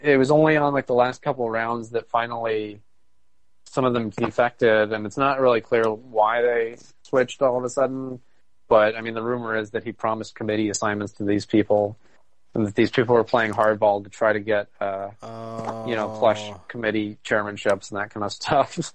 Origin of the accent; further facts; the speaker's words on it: Maricopa County, Arizona, United States; also born or lived in Pinal County, Arizona; I grew up in Maricopa County